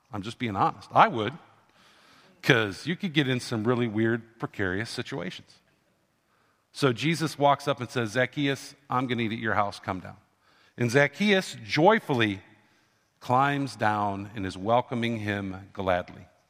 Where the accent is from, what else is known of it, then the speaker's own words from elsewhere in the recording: Canton, Ohio, United States; When I grew up, I grew up in Canton, Ohio, which was the home of the Football Hall of Fame